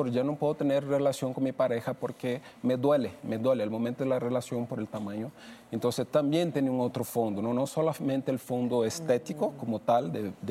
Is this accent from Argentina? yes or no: no; Brazil; now in Mexico; Yo soy de Brasil